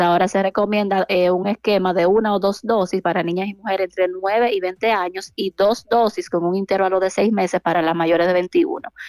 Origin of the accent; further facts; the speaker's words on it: San Francisco de Macorís, Duarte, Dominican Republic; now in Santiago, Dominican Republic; realmente soy de San Francisco de Macorís